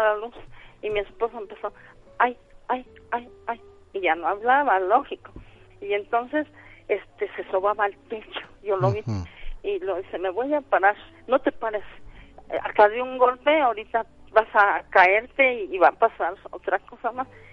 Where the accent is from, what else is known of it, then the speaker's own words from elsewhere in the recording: Real del Monte, Hidalgo, Mexico; moved away; yo soy de allá de Real del Monte Hidalgo